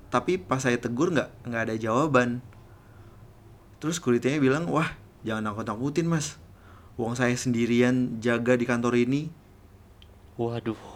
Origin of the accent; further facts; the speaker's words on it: Banyuwangi, East Java, Indonesia; now in Denpasar, Indonesia; saya langsung bilang iya untuk siap dipindahkan karena uh, sangat dekat dengan tempat asal saya yaitu Banyuwangi.